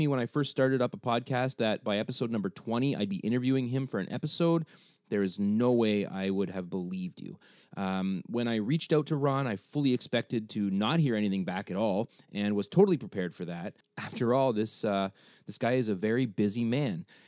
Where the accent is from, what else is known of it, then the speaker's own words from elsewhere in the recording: Canada; also born or lived in Cambridge, Ontario; us both being Canadian